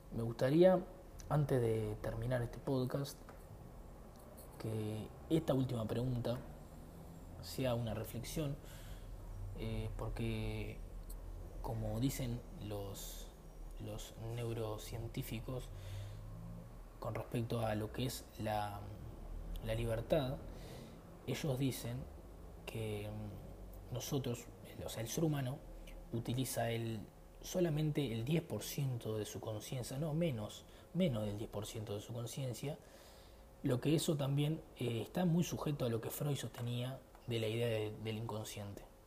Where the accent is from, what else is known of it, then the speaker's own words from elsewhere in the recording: Uruguay; soy de Uruguay